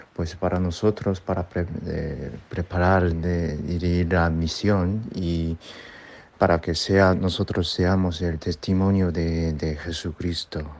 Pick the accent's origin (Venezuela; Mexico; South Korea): South Korea; Spanish is a second language; also born or lived in Madrid; he venido aquí en Corea para ayudar a mi pueblo